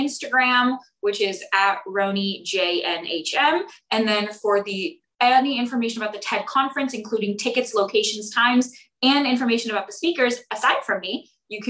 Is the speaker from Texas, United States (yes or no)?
no; Bay Area, California, United States; moved away as an adult; now in Santa Barbara, United States; I'm from the Bay Area